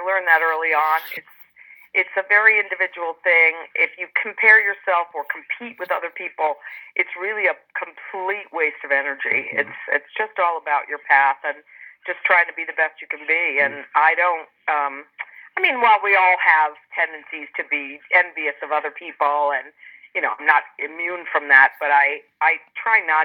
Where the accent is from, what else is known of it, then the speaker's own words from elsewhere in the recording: Rhode Island, United States; also born or lived in Philadelphia; I grew up in Rhode Island